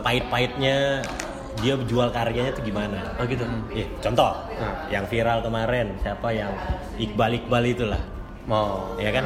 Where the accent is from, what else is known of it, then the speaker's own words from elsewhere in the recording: Jakarta, Indonesia; moved away as an adult; now in Palembang, Indonesia; gue orang Jakarta